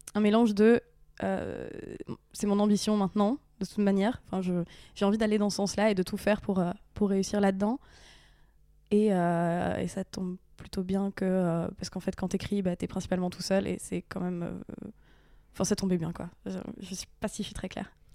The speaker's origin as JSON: {"language": "French", "town": "Bichancourt", "region": "Hauts-de-France", "country": "France", "tie": "born or raised there", "moved": "yes", "said": "j'ai grandi en Picardie, dans un petit village"}